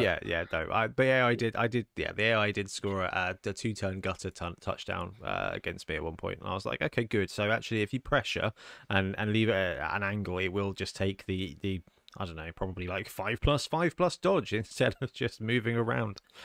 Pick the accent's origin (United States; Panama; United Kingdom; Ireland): United Kingdom; we're British